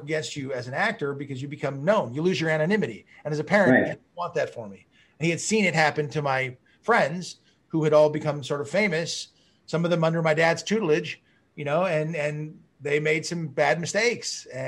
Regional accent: Malibu, California, United States; growing up in Malibu, you know, it was it's a very small community

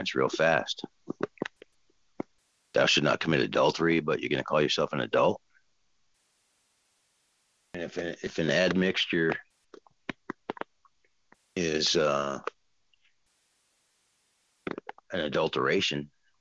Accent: Southern California, United States; moved away; I'm originally from Southern California

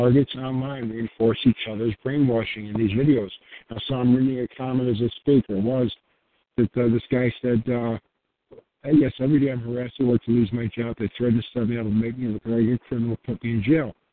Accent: United States; I'm a guy who happens to be born American

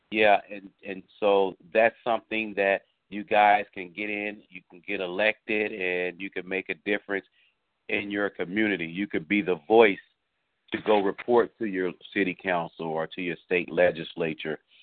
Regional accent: Indiana, United States; moved away; I'm from Indiana originally, and so I remember growing up

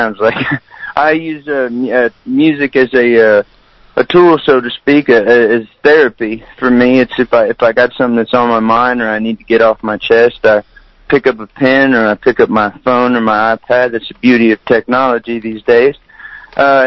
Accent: San Antonio, Texas, United States; I was born and raised in San Antonio, Texas

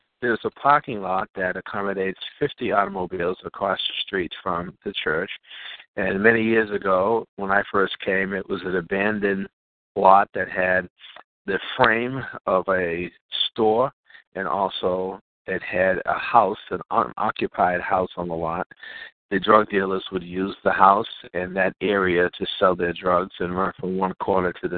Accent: Boston, Massachusetts, United States; born and raised in Boston

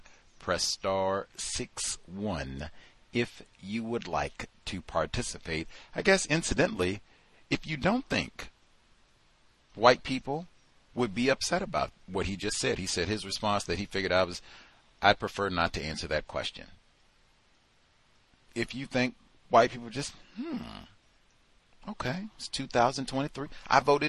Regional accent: New York, United States; born there; I was born in New York.

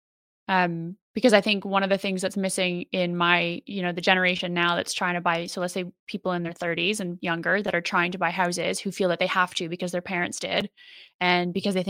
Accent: Canada; moved away as an adult; now in United Kingdom; we're both Canadian, but I live in the UK now

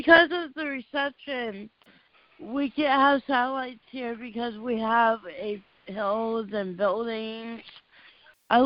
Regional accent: California, United States; I'm from California.

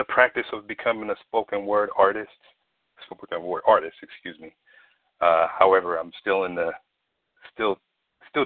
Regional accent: Peoria, Illinois, United States; now in Phoenix, United States; I'm originally from Peoria, Illinois.

